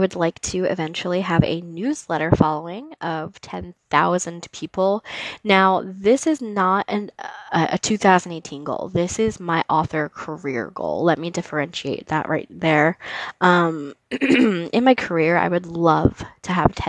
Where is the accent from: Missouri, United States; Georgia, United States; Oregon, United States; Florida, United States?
Florida, United States; DeLand; moved away; growing up in DeLand and stuff like that has been, a big piece of who I am